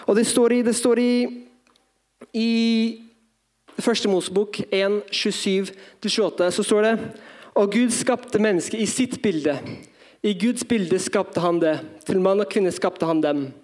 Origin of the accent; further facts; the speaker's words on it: Drammen, Buskerud, Norway; Men ja, jeg er norsk. Mamma er norsk, i hvert fall. Pappa fra Filippinene, oppvokst som misjonærbarn.